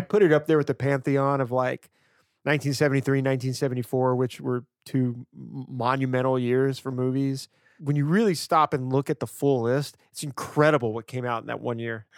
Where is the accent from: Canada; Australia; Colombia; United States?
United States; Louisiana; now in Portland, United States; growing up in Louisiana